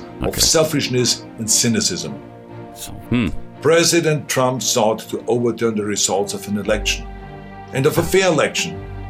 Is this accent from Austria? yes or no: yes; Austria; moved away as an adult; now in United States; I grew up in Austria.